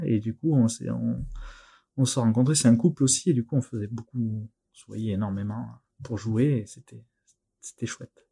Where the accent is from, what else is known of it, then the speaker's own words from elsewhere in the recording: near Narbonne, the South, Occitania, France; accent: southern; je suis originaire euh, du Sud, à côté de Narbonne, ça s'entend peut-être un petit peu